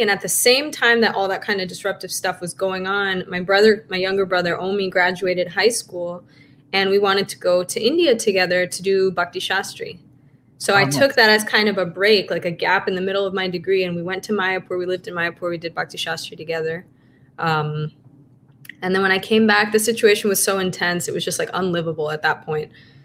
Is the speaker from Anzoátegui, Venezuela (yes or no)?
no; Caracas, Capital District, Venezuela; moved away; also born or lived in United States; I grew up in Caracas, Venezuela, and, we lived between Venezuela and the US